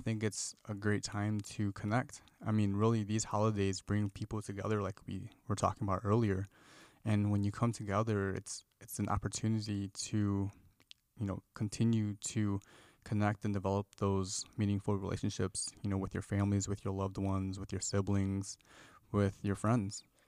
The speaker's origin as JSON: {"language": "English", "region": "Midwest", "country": "United States", "moved": "as an adult", "lives_now": "California, United States", "said": "Sophie and I, we're from the Midwest, and we moved to California after we graduated from school"}